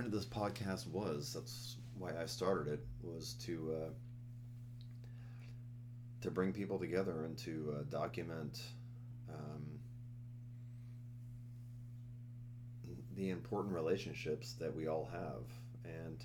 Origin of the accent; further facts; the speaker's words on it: West Coast, United States; I grew up on the West Coast